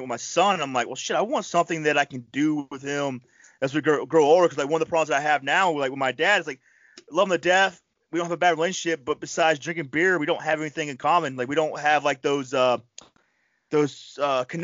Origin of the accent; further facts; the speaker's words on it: Panama City, Florida, United States; now in New York, United States; I grew up in Panama City, Florida.